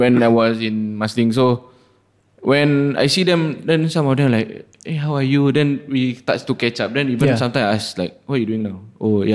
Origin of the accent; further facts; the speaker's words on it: Singapore; I born and raised in Masling